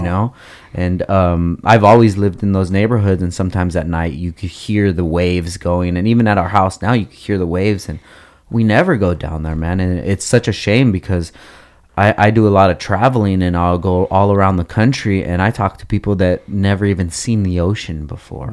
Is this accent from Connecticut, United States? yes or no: no; Oxnard, California, United States; also born or lived in Gardnerville, Nevada; I grew up in Oxnard